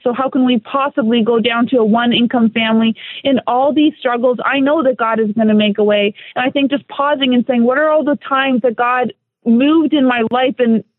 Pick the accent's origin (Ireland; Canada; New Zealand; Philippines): Canada; moved away as an adult; now in South Florida, United States; I'm a Canadian.